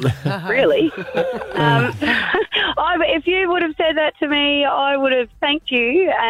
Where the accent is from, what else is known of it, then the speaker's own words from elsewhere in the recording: Darwin, Northern Territory, Australia; moved away; I come from Darwin